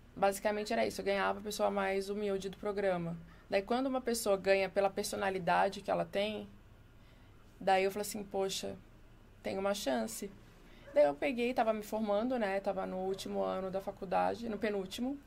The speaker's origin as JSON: {"language": "Portuguese", "town": "Florianópolis", "region": "Santa Catarina", "country": "Brazil", "tie": "born or raised there", "moved": "as an adult", "lives_now": "São Paulo, Brazil", "said": "Manezinha da ilha."}